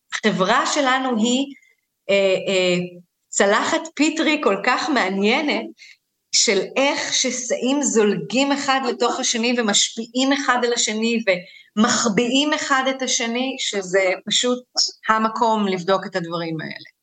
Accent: Israel; אני בת למהגרים, אה, אני נולדתי בארץ, אבל אני גדלתי בבית שבאמת מסתכל קצת מבחוץ

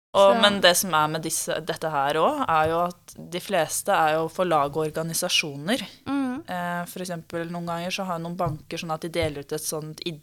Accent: Bjørkelangen, Akershus, Norway; jeg er jo fra Bjørklangen

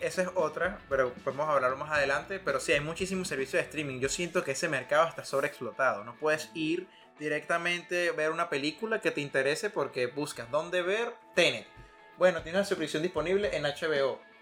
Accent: Venezuela; now in United States; soy de Venezuela.

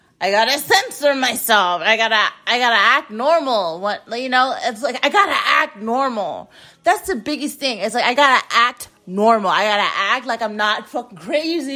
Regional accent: United States; I'm an American. I'm an American.

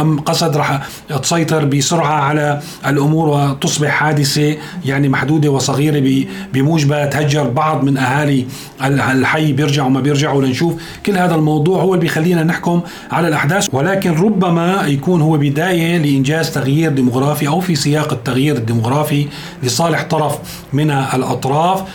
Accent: Syria; نحن كسوريين

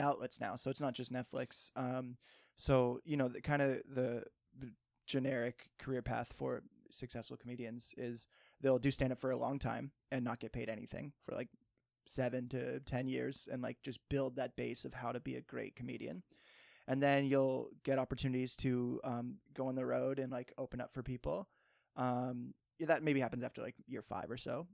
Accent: Cape Cod, Massachusetts, United States; also born or lived in Martha's Vineyard; I grew up in Cape Cod

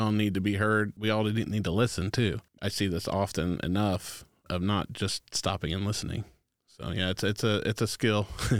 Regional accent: Anderson, Indiana, United States; I was born and raised here in Anderson, Indiana. I went to high school, Highland. Both my parents were teachers.

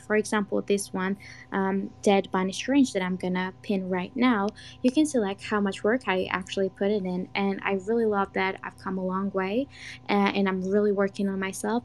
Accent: Georgia; I am 20 years old from Georgia, but not the state in the U.S. There's actually a country, Georgia

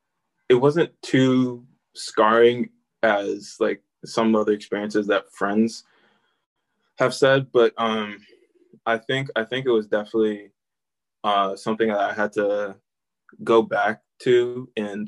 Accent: Delaware, United States; I grew up in Delaware.

